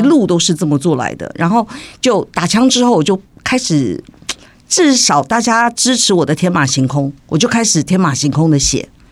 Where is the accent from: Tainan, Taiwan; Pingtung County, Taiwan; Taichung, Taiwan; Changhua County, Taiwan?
Tainan, Taiwan; 我从小生长，我是台南人。台南人。那我们家里讲的都是台语